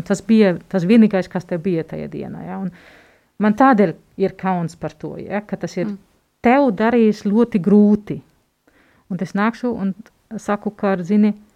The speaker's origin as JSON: {"language": "Latvian", "country": "Germany", "moved": "yes", "said": "Esmu vāciete."}